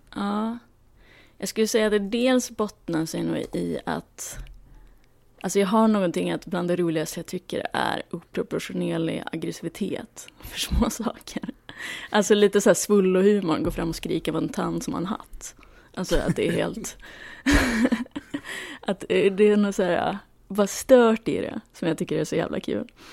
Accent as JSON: {"language": "Swedish", "town": "Luleå", "region": "Norrbotten County", "country": "Sweden", "tie": "born or raised there", "moved": "as an adult", "lives_now": "Stockholm, Sweden", "said": "jag växte upp i Luleå"}